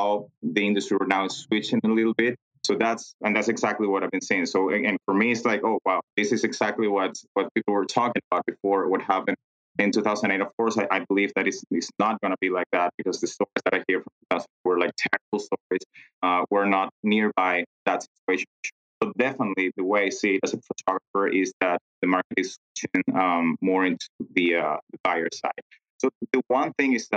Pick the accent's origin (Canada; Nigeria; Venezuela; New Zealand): Venezuela; moved away as an adult; now in United States; I'm originally from Venezuela. And then I moved to the U.S. 10 years ago